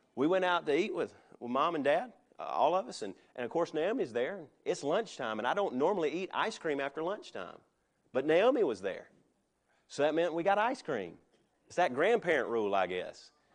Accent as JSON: {"language": "English", "country": "United States", "said": "I am an American, but I am a Christian"}